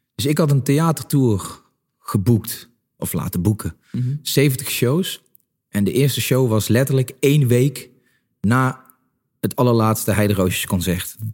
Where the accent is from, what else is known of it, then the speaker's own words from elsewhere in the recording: Limburg, Netherlands; En ik kom uit Limburg, ik kom uit een, eh, eh, nou ja, een klein dorp